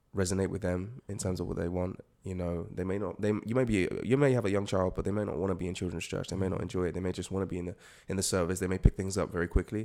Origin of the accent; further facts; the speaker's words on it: United States; also born or lived in Nigeria (ancestry); now in United Kingdom; I grew up in the States, so I got to experience loads of different types of churches